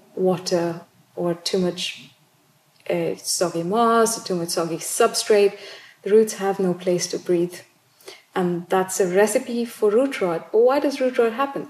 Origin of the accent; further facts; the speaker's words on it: South India, India; now in United Kingdom; I grew up in South India